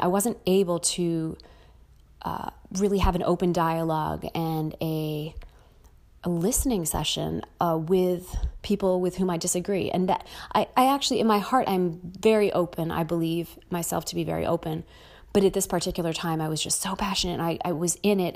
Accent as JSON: {"language": "English", "country": "United States", "said": "I'm American"}